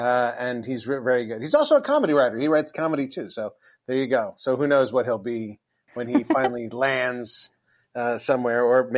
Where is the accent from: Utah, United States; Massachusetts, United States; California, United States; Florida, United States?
California, United States; Los Angeles; I grew up in Los Angeles